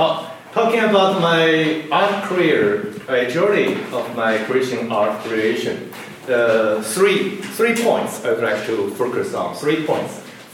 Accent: Nanjing, Jiangsu, China; also born or lived in Minnesota / Southern California; now in Claremont, United States; my hometown Nanjing, maybe you know the former capital of China before 1949.

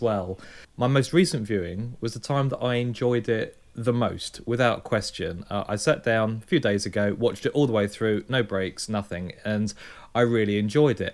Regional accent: United Kingdom; I'm British.

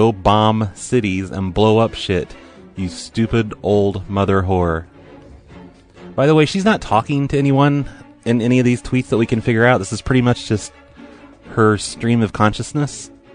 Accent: Oregon, United States; I'm from Oregon

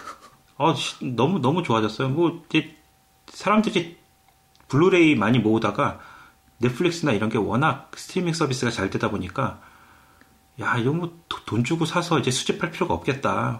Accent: South Korea; now in Canada; 우리는 그냥 한국 사람들끼리

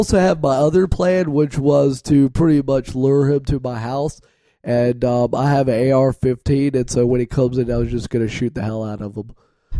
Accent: Midwest, United States; Also, did I mention I'm from the Midwest and I enjoy lots of casseroles?

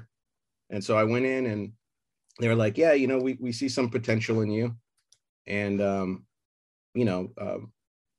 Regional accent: Burbank, California, United States; I said, Burbank

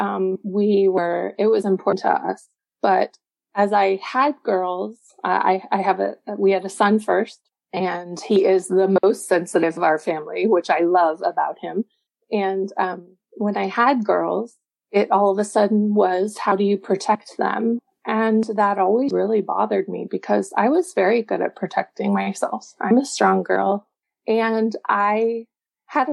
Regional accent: Texas, United States; now in Chicago area, United States; I grew up in Texas

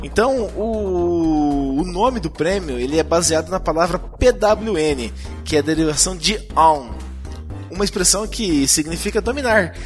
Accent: Brazil; nós somos brasileiros

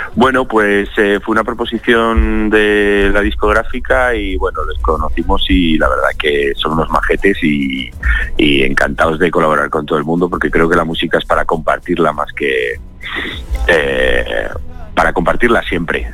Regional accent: Zaragoza, Aragon, Spain; now in Madrid, Spain; yo que soy, eh, bueno, un zaragozano afincado en Madrid desde hace 20 años, es decir, soy de aquí, de España

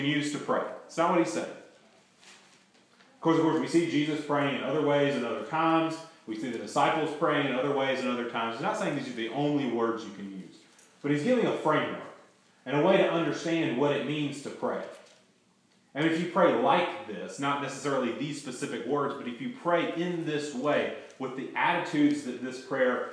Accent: United States; I'm an American

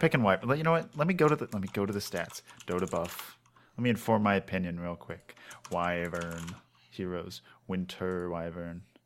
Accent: Maryland, United States; I'm from Maryland, so, like, I know, like, they do crabs a lot

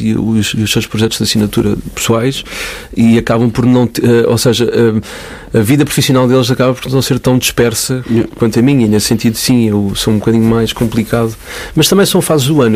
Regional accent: Cascais, Lisbon, Portugal; also born or lived in Caldas da Rainha / Porto Santo, Madeira; Lisboa, mais precisamente Parede de Cascais. Foi lá que eu cresci.

